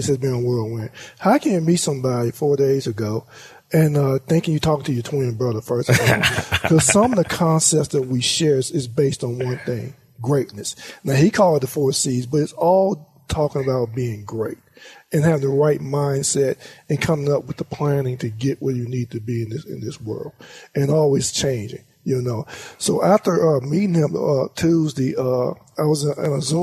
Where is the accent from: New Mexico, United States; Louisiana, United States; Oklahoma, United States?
Louisiana, United States; Monroe; moved away as an adult; Monroe, Louisiana is my heart and soul. Basically, I was born and raised there.